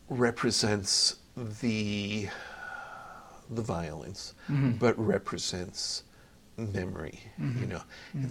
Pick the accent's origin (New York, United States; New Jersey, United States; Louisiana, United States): New York, United States; because I'm a New Yorker.